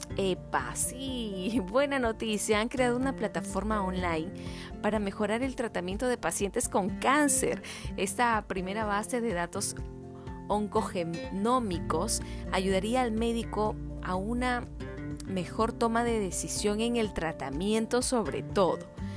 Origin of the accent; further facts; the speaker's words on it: Peru; nos hemos unido como peruanos